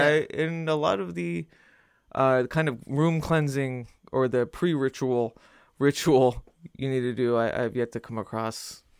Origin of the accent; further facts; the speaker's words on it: Albuquerque, New Mexico, United States; I'm from the Southwest, and I'm from, you know, my father was big into the metaphysics, so that is exactly what I was raised